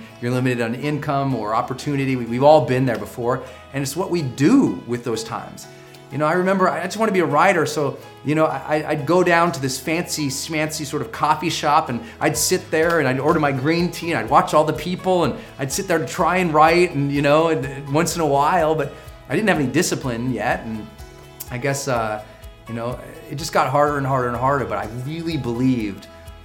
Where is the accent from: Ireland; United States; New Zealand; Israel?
United States; Montana; moved away as an adult; also born or lived in San Francisco; I'm from Montana, we use duct tape on everything